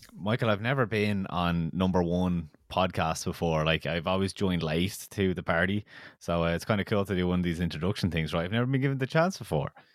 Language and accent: English; Kildare, Leinster, Ireland; I'm from Kildare